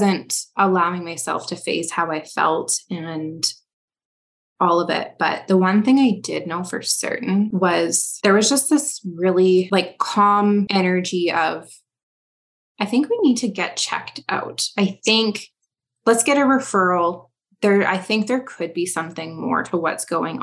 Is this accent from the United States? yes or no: no; Canada; I am a Canadian